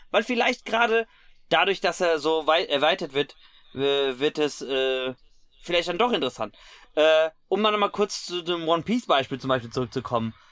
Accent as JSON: {"language": "German", "region": "Hesse", "country": "Germany", "said": "als Hesse"}